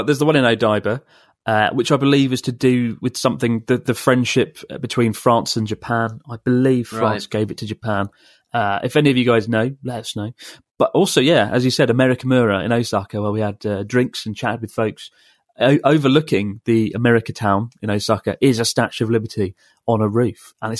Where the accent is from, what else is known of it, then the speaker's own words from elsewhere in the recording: Melbourne, Victoria, Australia; I'm from Melbourne